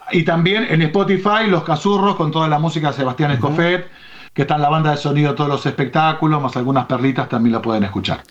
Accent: Buenos Aires, Argentina; also born or lived in Chañar Ladeado, Santa Fe; yo soy nacido en Capital

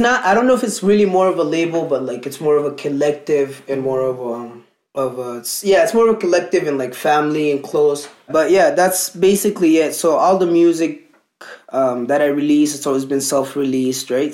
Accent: Merowe, Northern, Sudan; also born or lived in Alberta, Canada; now in Canada; where I come from in Sudan, it's northern Sudan. So like my hometown is called Merawi.

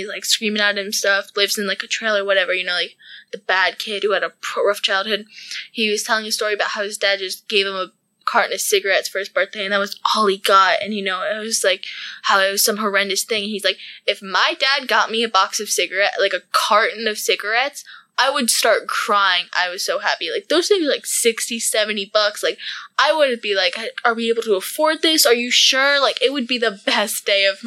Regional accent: Wilmington, United States; I grew up in Wilmington, which isn't a huge place

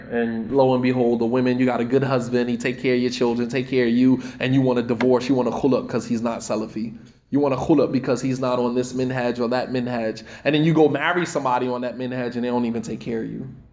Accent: United States; us as African American Muslims, our experience is so totally different

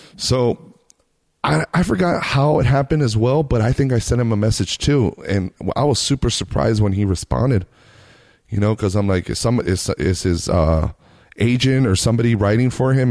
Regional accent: Reno, Nevada, United States; now in Las Vegas, United States; me and my girl we grew up in Reno, Nevada

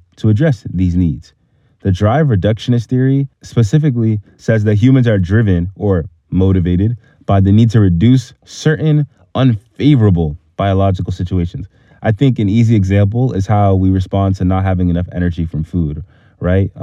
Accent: Boston, Massachusetts, United States; my background growing up in Hyde Park. It's a small neighborhood in Boston, Massachusetts

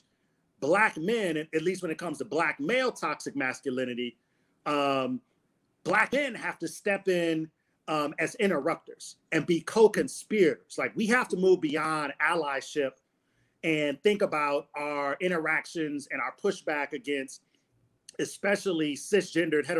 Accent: Detroit, Michigan, United States; growing up in Detroit in a neighborhood that I grew up

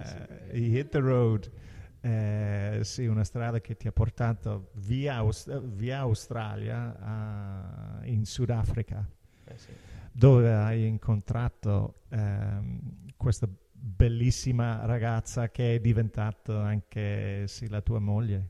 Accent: Ireland; Italian is a second language; now in Italy; Irlanda, da dove vengo io

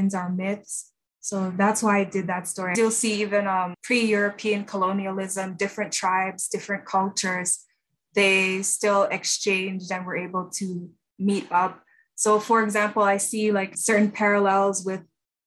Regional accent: Toronto, Ontario, Canada; also born or lived in Kingston, Jamaica; I was born in Kingston, Jamaica, and I came to Canada as a child with my family, and I grew up in Toronto

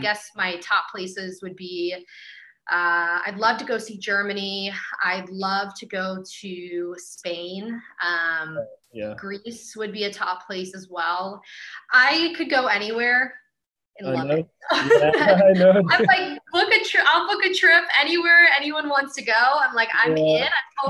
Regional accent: Ireland; And I'm Irish.

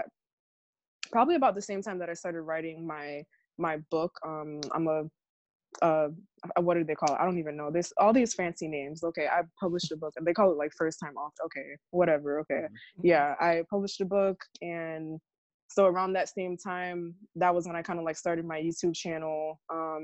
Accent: Hollywood, Florida, United States; also born or lived in Miami, Florida; now in Fort Myers, United States; I was born in Miami, Florida. I grew up in Broward, in like the Hollywood area

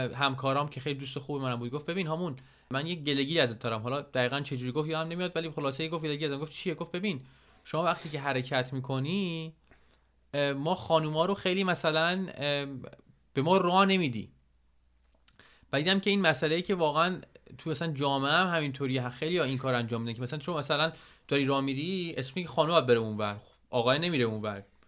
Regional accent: Iran; moved away as an adult; هر دوتامون 10 یازده ساله که از ایران اومدیم بیرون

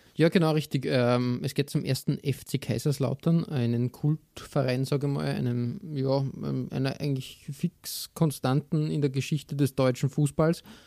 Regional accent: Austria; als Österreicher

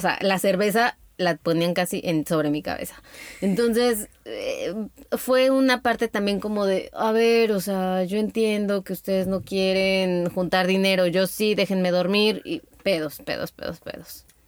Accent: Mexico; entre mexicanos

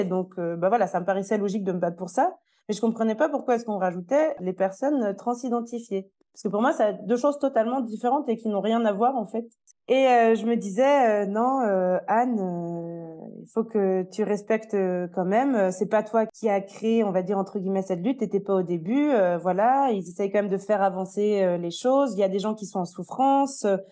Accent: France; now in Switzerland; je suis une Française qui habite actuellement en Suisse

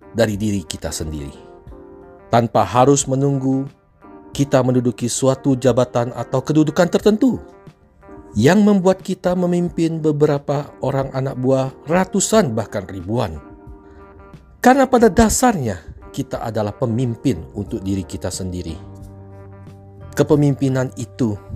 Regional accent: Palembang, South Sumatra, Indonesia; Saya lahir di Palembang sebuah kota yang indah dan kaya sejahtera di Sumatera Selatan

